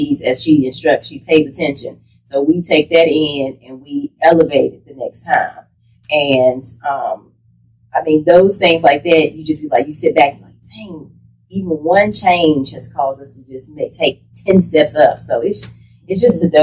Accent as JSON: {"language": "English", "town": "Danville", "region": "Virginia", "country": "United States", "said": "I'm originally from Danville, Virginia"}